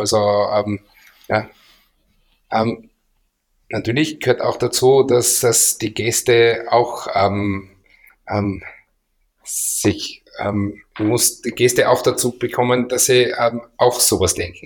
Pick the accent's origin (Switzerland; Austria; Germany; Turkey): Austria; wir sind Österreicher